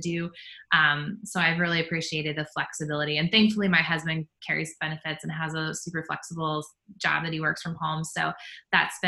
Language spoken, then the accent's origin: English; Harrison, Ohio, United States; also born or lived in Columbus, Ohio / Dayton, Ohio; I'm originally from Harrison, Ohio, which is on the west edge of Cincinnati area. And so, I grew up in Ohio